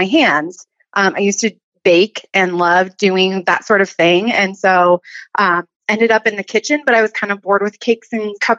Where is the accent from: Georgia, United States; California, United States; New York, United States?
California, United States; Southern; moved away as an adult; now in Northwest Montana, United States; originally I'm from Southern California, born and raised.